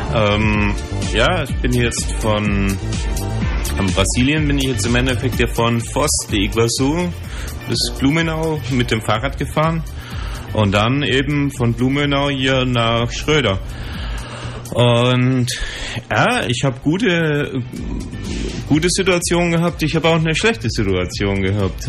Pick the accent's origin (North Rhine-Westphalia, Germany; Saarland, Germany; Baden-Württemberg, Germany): Baden-Württemberg, Germany; Ulm; Radio 3 FM ist ein freies Radio in meiner Heimatstadt Ulm